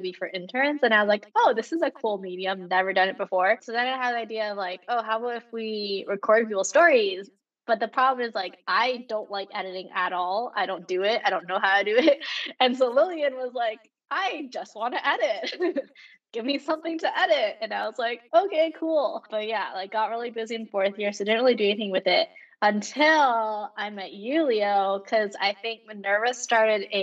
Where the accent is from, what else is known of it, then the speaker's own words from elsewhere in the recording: Canada; I am Canadian